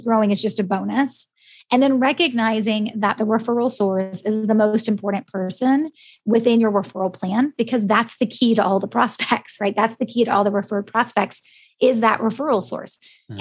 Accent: United States; accent: American; my American one

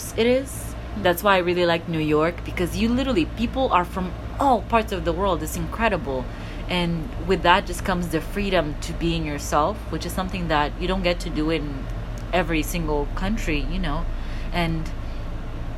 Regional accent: Mozambique; first language Portuguese; English is a second language; now in United States; I'm from Mozambique and we were a Portuguese colony

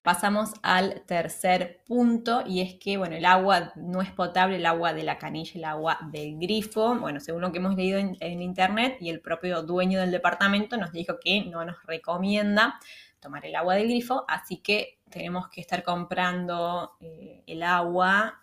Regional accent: Argentina; moved away; en Argentina no estamos acostumbrados

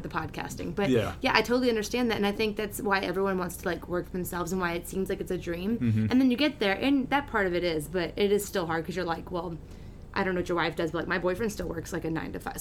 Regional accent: Arizona, United States; moved away; I grew up in Arizona

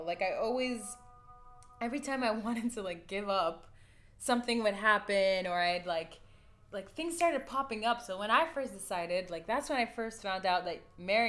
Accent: United States; now in Kuwait; we're half American and we grew up in the States

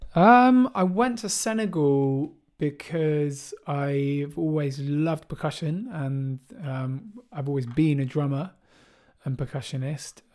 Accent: Bristol, South West England, United Kingdom; jungle and drum and bass music that I grew up with in Bristol

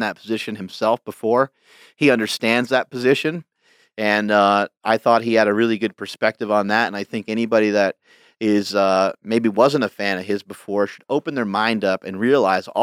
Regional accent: New York, United States; I grew up in New York

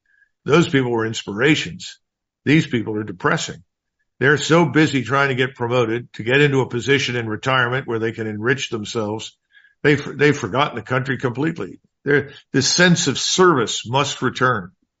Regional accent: United States; I'm an American. I'm going to do what I think is right for my country.

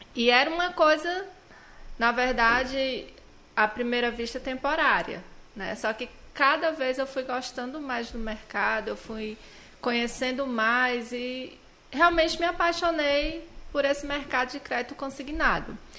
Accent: Quixeramobim, Ceará, Brazil; also born or lived in Quixadá; now in Baturité, Brazil; sou natural de Quixadá, mas morei a maior parte da minha vida em Quixeramobim. Meus pais moram em Quixeramobim

